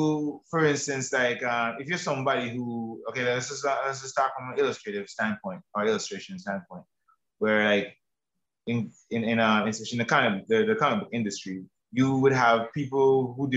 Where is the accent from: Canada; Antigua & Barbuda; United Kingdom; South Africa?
Antigua & Barbuda; I'm from Antigua and Barbuda